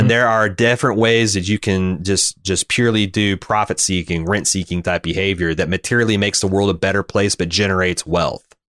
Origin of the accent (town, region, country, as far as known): United States